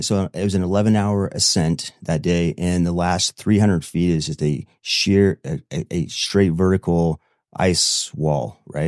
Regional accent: Manti, Utah, United States; I'm from Manti, Utah

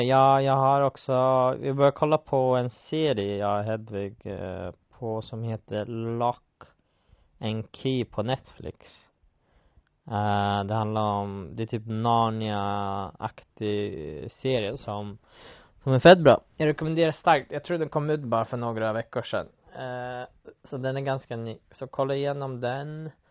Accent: Sweden; moved away; hemma i Sverige

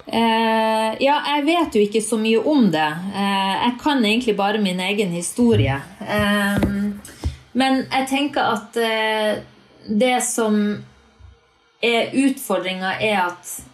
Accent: Northern Norway, Norway; moved away; For meg som nordlending

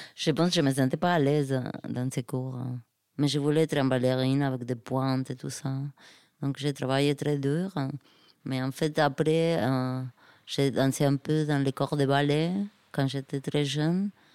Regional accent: Argentina; French is a second language; moved away; chez moi en Argentine

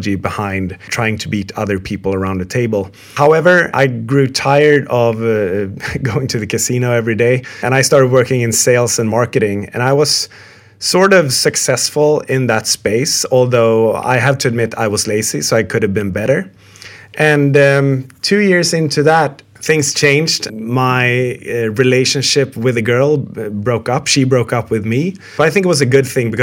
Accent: Stockholm, Stockholm County, Sweden; moved away as an adult; also born or lived in London; I come from Stockholm, Sweden

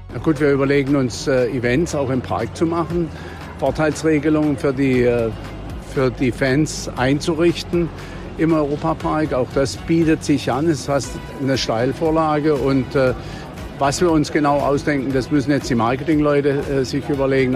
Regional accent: Freiburg, Baden-Württemberg, Germany; Ich als gebürtiger Freiburger, als echtes Poppele äh, der Freiburger Region, im Elisabeth-Krankenhaus geboren

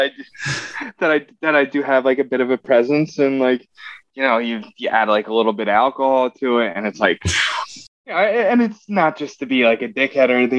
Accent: southeastern Pennsylvania, United States; born and raised in Pennsylvania

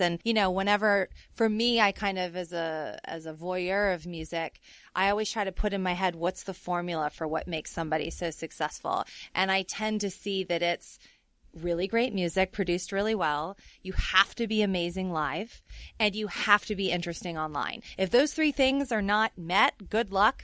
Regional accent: New Orleans, Louisiana, United States; I'm from New Orleans.

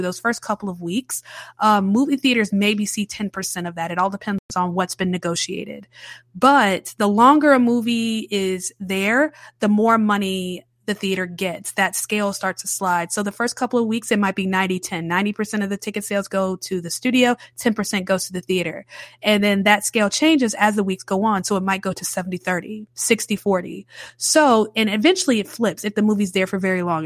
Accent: Charlotte, North Carolina, United States; now in New Orleans, United States; I grew up in Charlotte, North Carolina

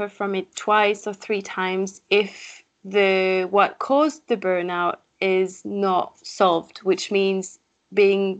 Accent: France; accent: French; English is a second language; moved away as an adult; also born or lived in Paris, France; now in Leeds, United Kingdom; French, I think my accent is already showing this.

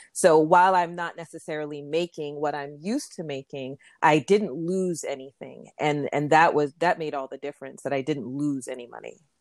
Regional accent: Florida, United States; moved away as an adult; also born or lived in New York; I grew up in Florida, and my parents are Jamaican

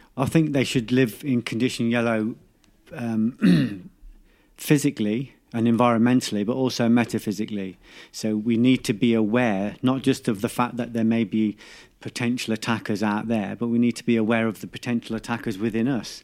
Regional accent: England, United Kingdom; we're too English

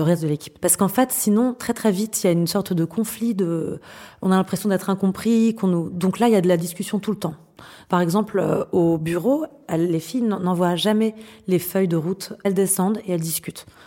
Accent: France; chez nous en France

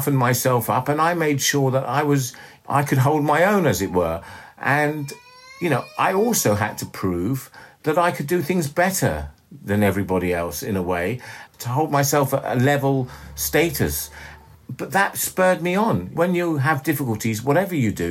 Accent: London, United Kingdom; also born or lived in Ellmau, Austria; I was brought up in London

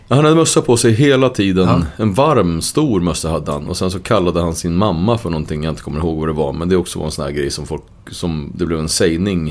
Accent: Uppsala, Uppsala County, Sweden; vi växte upp i Gottsunda, ett ställe som var ganska rörigt

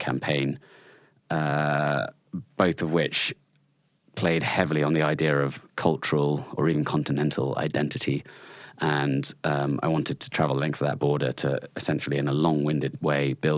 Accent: Chalk Valley, Wiltshire, South West England, United Kingdom; I grew up in the Chalk Valley in Wiltshire, just on the sort of Wiltshire-Dorset border.

